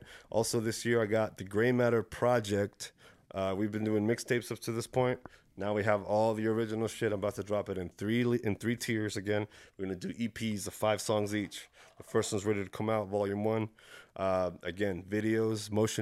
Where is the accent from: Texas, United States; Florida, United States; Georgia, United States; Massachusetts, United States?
Texas, United States; Dallas; also born or lived in Chile / Plano, Texas; now in Fort Worth, United States; I'm from North Dallas